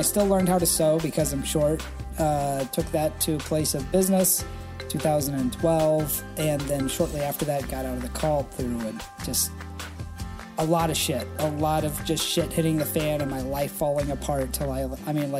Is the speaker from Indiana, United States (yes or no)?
yes; Indiana, United States; I was born in Indiana, deep inside the Independent Fundamental Baptist cult.